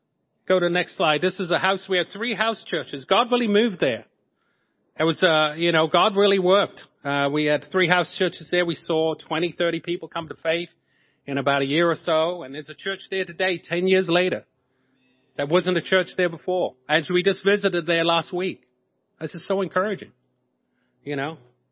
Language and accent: English; Norwich, East of England, United Kingdom; And I told him, I said, I'm from Norwich.